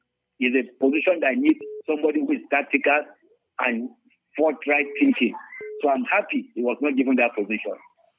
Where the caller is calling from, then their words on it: Chigumoda, Nigeria; from Chigumoda.